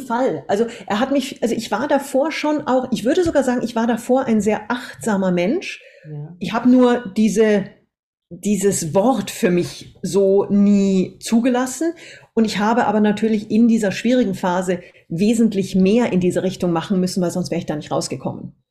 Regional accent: Austria; moved away as an adult; also born or lived in Munich, Germany / Singapore; wir sind dann mit acht Jahren nach Österreich ausgewandert, erstmal in ein Bergdorf

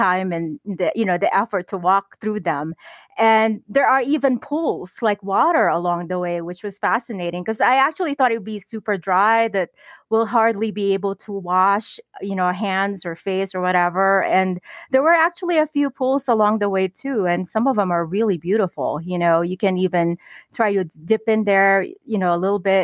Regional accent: Philippines; as a Filipina

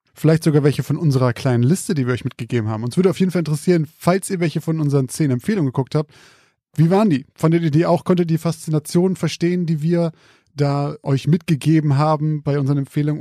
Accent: Zeven, Lower Saxony, Germany; mein Heimatort, Zeven

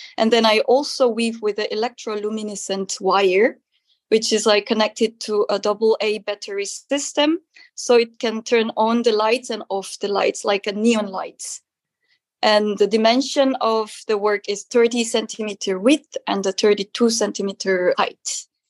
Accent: South Korea; English is a second language; moved away as an adult; now in Netherlands; I'm a textile artist based in the Netherlands and I'm come from originally from South Korea.

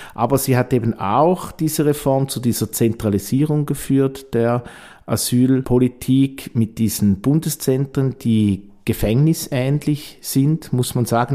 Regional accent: Eastern Switzerland, Switzerland; Ich komme ja aus der Ostschweiz

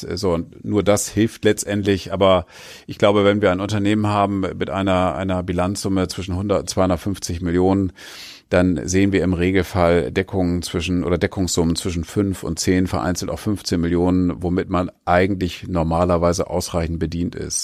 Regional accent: Oldenburg, Lower Saxony, Germany; ich bin Oldenburger

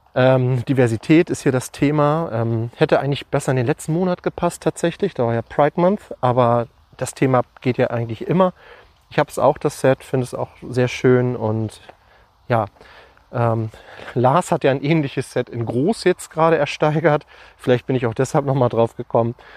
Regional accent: Lüneburg, Lower Saxony, Germany; bei uns in Lüneburg

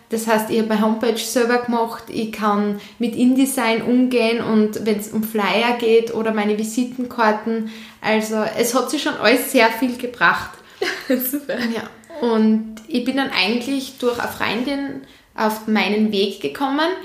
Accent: Leoben, Styria, Austria; also born or lived in Vienna; ich bin in Leoben geboren worden, bin mit 14 dann nach Wien gegangen auf eine Hotel- und Tourismusschule, habe dann gemerkt, dass das nicht meins ist, bin dann wieder zurück nach Leoben

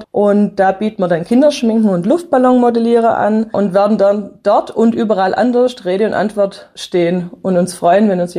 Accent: Hüttlingen, Baden-Württemberg, Germany; now in Nattheim, Germany; Ich bin aus Hüttlingen, bin Herzog nach Nattheim und mir hat es dann einfach gefehlt.

